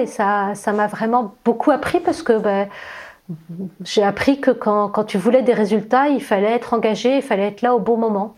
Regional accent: Versailles, Île-de-France, France; je suis née à Versailles, euh, dans, la région parisienne, dans une famille nombreuse

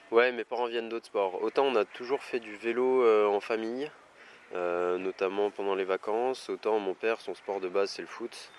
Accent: Saint-Étienne, Auvergne-Rhône-Alpes, France; je suis né à Saint-Etienne et c'est vraiment, c'est important pour moi. C'est vraiment un endroit que j'apprécie. C'est ici que je vis, c'est ici que je m'entraîne

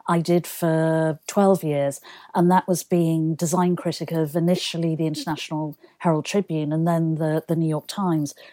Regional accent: Manchester, North West England, United Kingdom; it was fantastic because Manchester, first of all, it has an incredible design heritage.

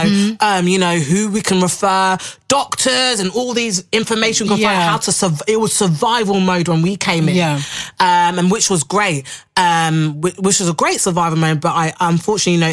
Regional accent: Harrow, London, United Kingdom; also born or lived in Belgium; my upbringing in the London community. You know, we grew up in Harrow

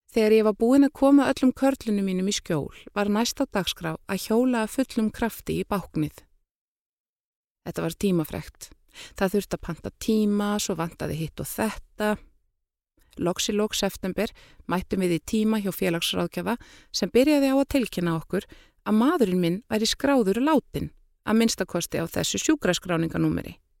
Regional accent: Iceland; moved away as an adult; now in France; sem Íslendingur

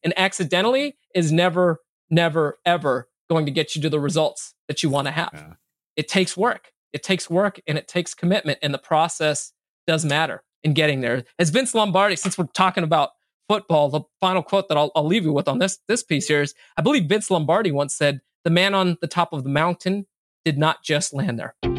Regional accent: Bay Area, California, United States; also born or lived in Minneapolis, Minnesota / Sacramento, California; grew up in the in the Bay Area

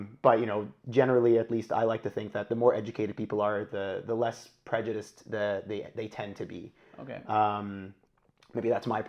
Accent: Kuwait; moved away as an adult; now in Canada; So I'm born to Egyptian parents. I grew up in Kuwait and then moved to Canada when I was 18 to go to university. And I've been here ever since, so around 10 years now.

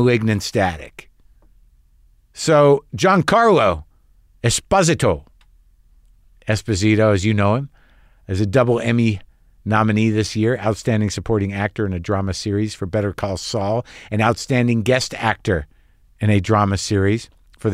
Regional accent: Albuquerque, New Mexico, United States; moved away; I grew up in Albuquerque

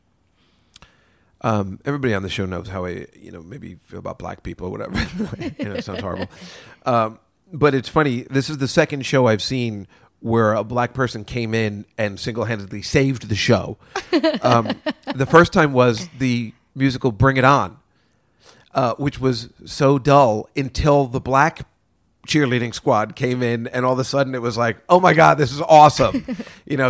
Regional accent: New York, United States; we're from New York

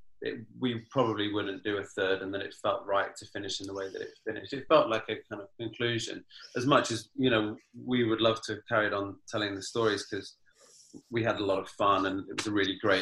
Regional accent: Wales, United Kingdom; I'm Welsh

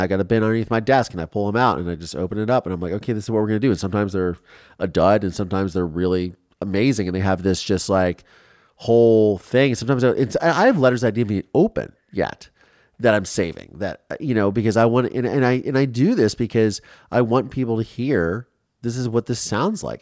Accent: Ohio, United States; growing up in Ohio

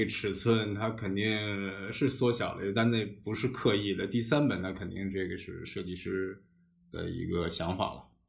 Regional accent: Beijing, China; 世界上可能只有我一个人是可以说土生土长的这种嗯。北京人或者当地人、本地人

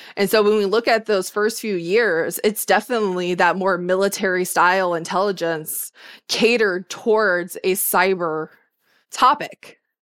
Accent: Ohio, United States; moved away; I joined the military because I grew up in Ohio and I was poor

